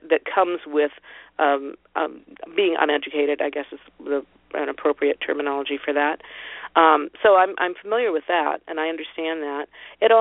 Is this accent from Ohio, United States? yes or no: yes; rural Ohio, United States; I grew up poor in Ohio, in rural Ohio